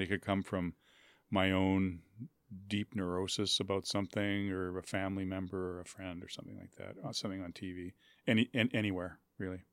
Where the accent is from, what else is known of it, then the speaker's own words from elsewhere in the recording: Winnipeg, Manitoba, Canada; I grew up in Winnipeg